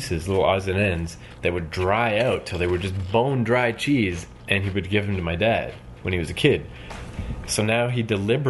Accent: the Maritimes, Canada; I'm from the Maritimes

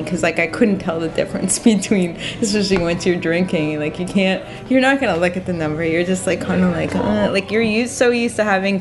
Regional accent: Canada; moved away; also born or lived in New York; I'm actually Canadian

